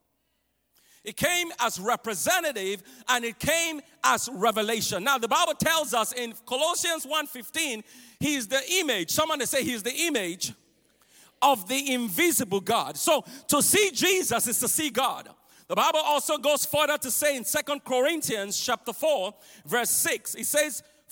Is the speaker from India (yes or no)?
no; Nigeria; I grew up in Nigeria, West Africa